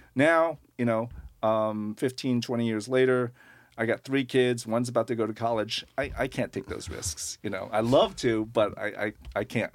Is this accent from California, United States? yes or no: no; Long Island, New York, United States; moved away as an adult; also born or lived in Manhattan / Brooklyn; now in Portland, United States; I grew up on Long Island, and then, um, pretty much spent my adult life, uh, lots in Manhattan and Brooklyn